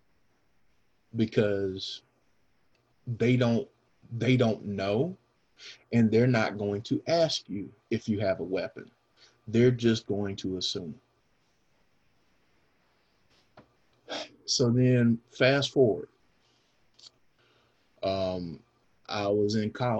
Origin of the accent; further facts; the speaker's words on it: the South, United States; I grew up here in the South